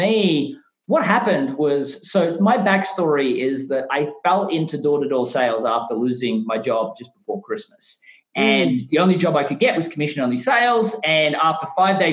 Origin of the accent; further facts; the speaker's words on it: Australia; moved away as an adult; now in United States; my home country of Australia